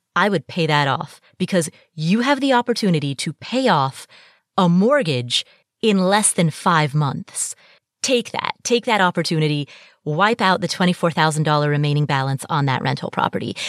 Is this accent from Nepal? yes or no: yes; Kathmandu, Bagmati, Nepal; I was born in Kathmandu, Nepal